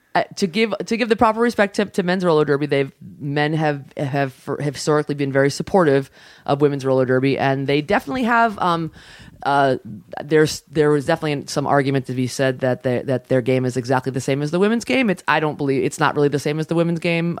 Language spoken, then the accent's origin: English; New York City, New York, United States; also born or lived in Long Island; I grew up in the Bronx, like, all my friends played